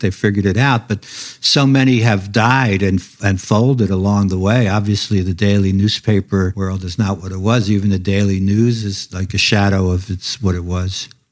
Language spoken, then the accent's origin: English; New York City, New York, United States; I was a kid growing up in Brooklyn